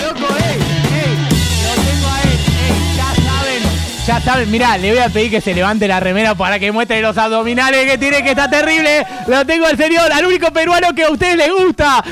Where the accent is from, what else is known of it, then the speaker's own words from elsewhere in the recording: Ramos Mejía, Buenos Aires Province, Argentina; Yo soy de Ramos